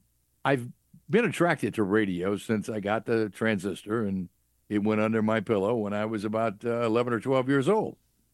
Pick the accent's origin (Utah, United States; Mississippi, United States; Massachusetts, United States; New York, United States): Mississippi, United States; Clarksdale; Clarksdale, Mississippi.